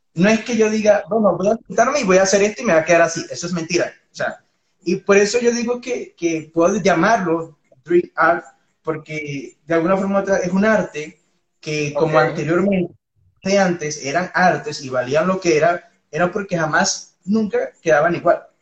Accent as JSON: {"language": "Spanish", "country": "Venezuela", "moved": "as an adult", "lives_now": "Colombia", "said": "yo soy, bueno, de Venezuela"}